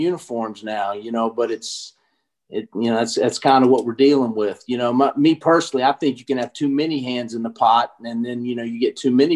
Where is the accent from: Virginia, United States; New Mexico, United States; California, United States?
Virginia, United States; Charlottesville; when I was a small kid growing up, I was born in Charlottesville. My dad spent 10 years at UVA med school and all that. And my parents used to drop me off for games.